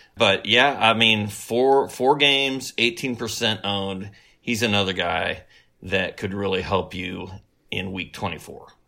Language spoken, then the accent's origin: English; Bloomington, Indiana, United States; Indiana University, which is sort of my hometown.